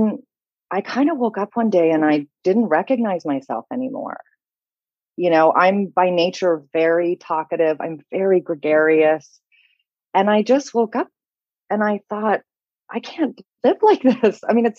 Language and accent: English; Canada; also born or lived in London; now in Paris, France; I'm based in Paris. I'm sure you can tell from the sound of my voice that I am not French. I'm a Canadian, but I've lived all over North America. I've also lived in London. Now I live in France.